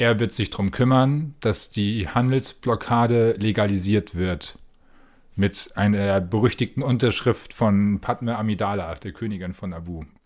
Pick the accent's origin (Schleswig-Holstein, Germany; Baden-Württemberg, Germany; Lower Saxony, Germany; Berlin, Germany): Schleswig-Holstein, Germany; Preetz; Mein Kino in Preetz, wo ich herkomme